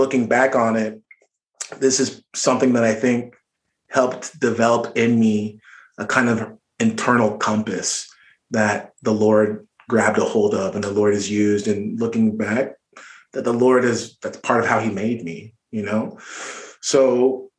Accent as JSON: {"language": "English", "area": "Orange County", "region": "Southern California", "country": "United States", "tie": "born or raised there", "said": "I grew up in Orange County, which is a suburb in Southern California"}